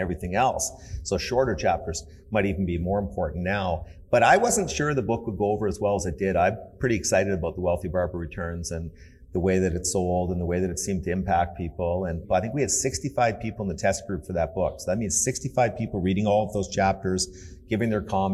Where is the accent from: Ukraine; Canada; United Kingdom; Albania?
Canada; I grew up in Canada, great country